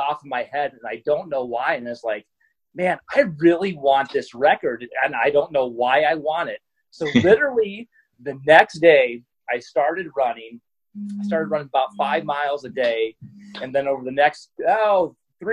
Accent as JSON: {"language": "English", "region": "Iowa", "country": "United States", "said": "I'm originally from Iowa, which is a farming community"}